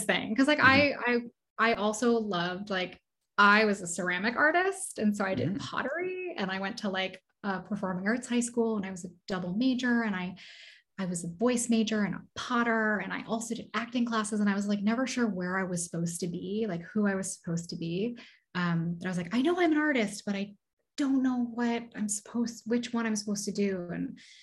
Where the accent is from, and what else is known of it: Oak Park, Illinois, United States; born or raised there